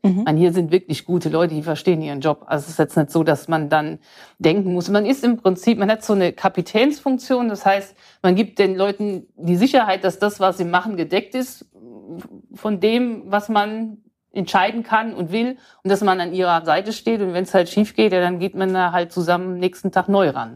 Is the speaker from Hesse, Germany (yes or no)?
yes; Odenwald, Hesse, Germany; ich komme aus dem Odenwald